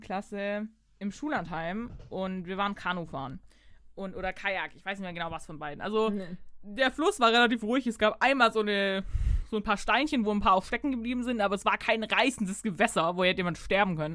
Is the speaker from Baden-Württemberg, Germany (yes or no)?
yes; Baden-Württemberg, Germany; bei uns in Baden-Württemberg